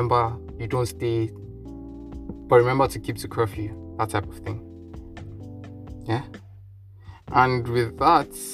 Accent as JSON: {"language": "English", "country": "Nigeria", "said": "The Nigerian in me says no, because the African in me says no"}